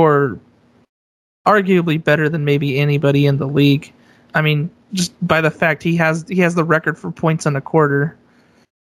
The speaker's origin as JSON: {"language": "English", "area": "Bay Area", "region": "California", "country": "United States", "tie": "born or raised there", "said": "growing up in the Bay Area"}